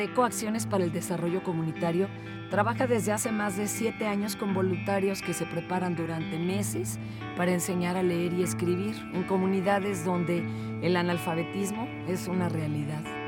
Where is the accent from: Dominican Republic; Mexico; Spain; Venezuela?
Mexico